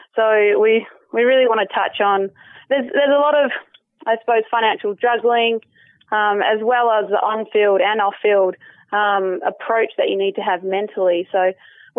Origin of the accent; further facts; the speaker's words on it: Perth, Western Australia, Australia; moved away; also born or lived in Chicago; Perth, Western Australia, which is actually my hometown